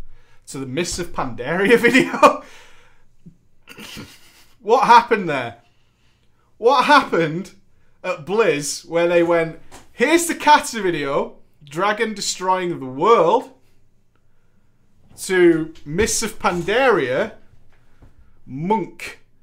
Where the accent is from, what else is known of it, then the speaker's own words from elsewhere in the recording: Eastern Canada, Canada; I was an hour ahead because I'm from East Canada.